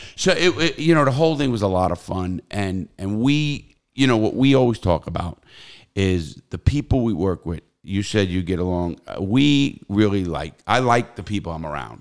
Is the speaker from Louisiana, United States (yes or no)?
no; New York City, New York, United States; now in Florida, United States; I come from New York City, the Bronx and Brooklyn